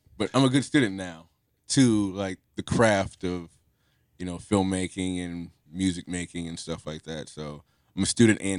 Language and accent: English; Cincinnati, Ohio, United States; I'm actually from Cincinnati.